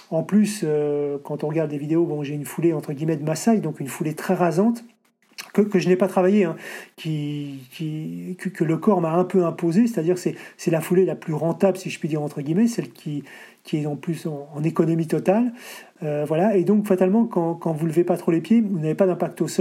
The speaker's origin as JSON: {"language": "French", "town": "Paris", "region": "Île-de-France", "country": "France", "said": "Je dis, je viens de Paris."}